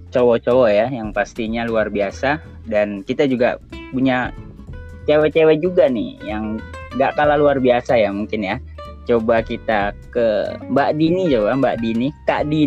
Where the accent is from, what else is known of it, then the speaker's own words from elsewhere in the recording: Jakarta, Indonesia; saya asal dari Jakarta